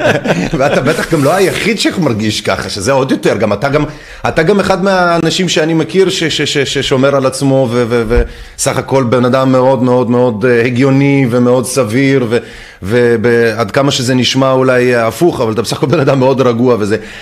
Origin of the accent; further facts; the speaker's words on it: Netanya, Central District, Israel; אני גדלתי בקריית צאנז בנתניה